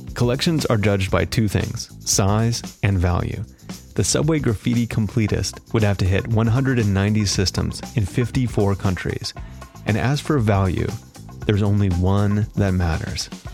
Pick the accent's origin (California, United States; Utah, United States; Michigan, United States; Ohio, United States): Ohio, United States; I grew up mainly in Ohio